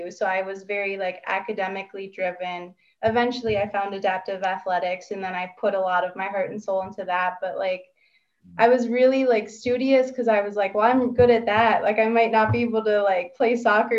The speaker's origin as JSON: {"language": "English", "region": "Minnesota", "country": "United States", "moved": "yes", "lives_now": "Tucson, United States", "said": "I'm from Minnesota originally"}